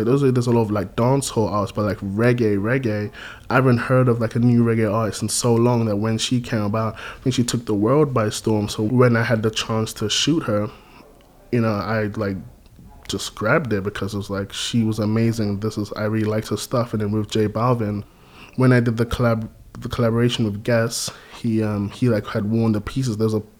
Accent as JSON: {"language": "English", "country": "Gambia", "tie": "born or raised there", "said": "like growing up in Gambia, there was a huge like reggae influence there."}